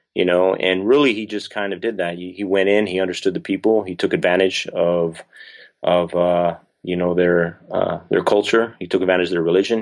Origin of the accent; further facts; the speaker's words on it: southern New Mexico, United States; moved away as an adult; I'm from southern New Mexico, so, you know, by some miracle, I got stationed at White Sands Missile Range, uh, which is, like, twenty minutes from my hometown